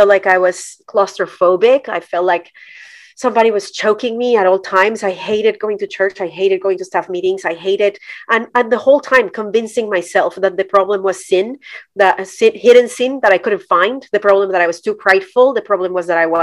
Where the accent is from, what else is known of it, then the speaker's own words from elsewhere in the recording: Colombia; moved away as an adult; now in United States; I'm Colombian. I was born and raised in Colombia